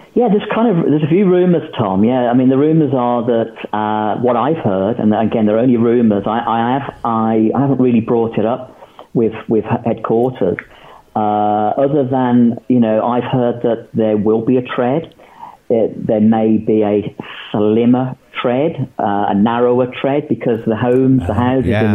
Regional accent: England, United Kingdom; we're British, we're English

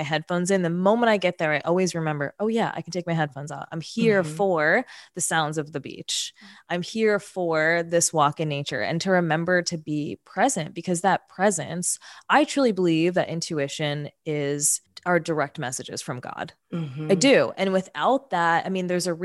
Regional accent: New York City, New York, United States; moved away as an adult; now in California, United States; I grew up in New York City. I grew up in Queens

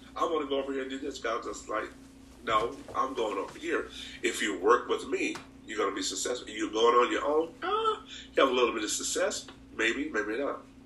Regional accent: Anniston, Alabama, United States; moved away as an adult; now in Merced, United States; I'm from Anniston, Alabama, um, from a rural part of the town, and we were, we were actually not poor

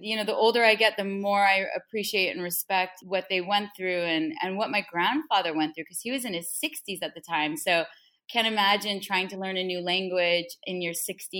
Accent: Laguna Beach, California, United States; moved away as an adult; now in New York City, United States; I'm originally from Laguna Beach, California, and I've been living in New York City for 18 years now.

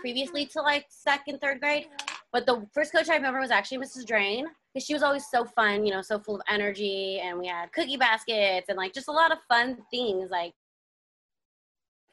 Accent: Glendora, California, United States; also born or lived in Norwalk, California; In fourth grade, we moved to Glendora because my brother went to Rio

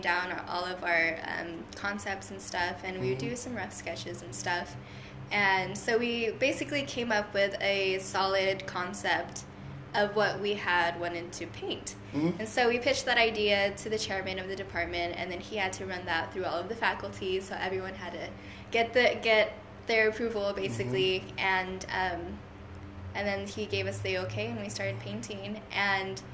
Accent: Hanford, California, United States; also born or lived in Fresno, California; there's three different high schools in my hometown.

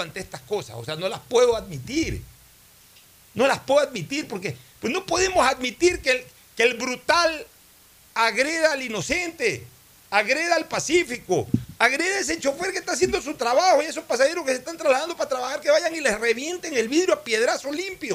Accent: Ecuador; me siento impotente como ecuatoriano

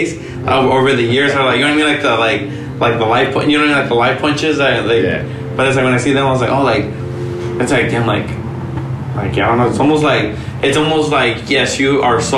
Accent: Mexico; first language Spanish; English is a second language; also born or lived in Florence, Los Angeles; now in Los Angeles, United States; I'm born in Mexico and I lived there like as a teenager

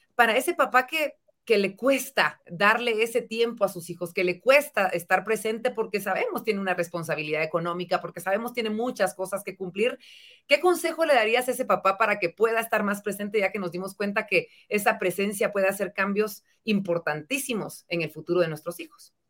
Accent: Guatemala; nuestra bella Guatemala

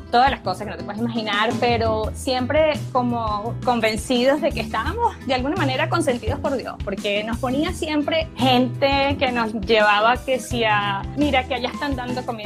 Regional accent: Venezuela; moved away as an adult; yo soy una venezolana, médico. Eh, salí de mi país el primero de enero del 2013 junto

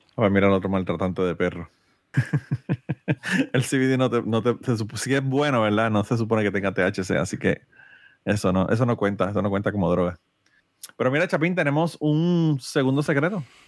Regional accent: Utuado, Puerto Rico; mi pueblo de Utuado

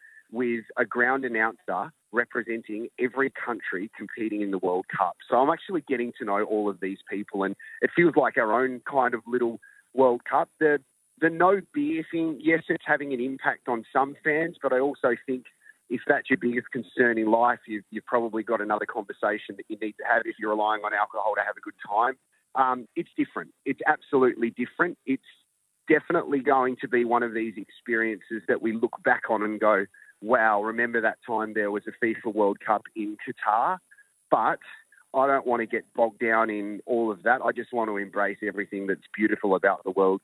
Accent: Australia; I'm Australian

